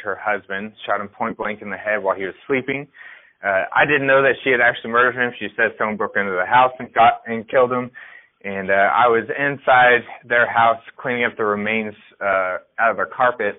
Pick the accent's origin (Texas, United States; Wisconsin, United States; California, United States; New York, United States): Texas, United States; Dallas-Fort Worth area; I grew up in the Dallas-Fort Worth area of Texas, mid-cities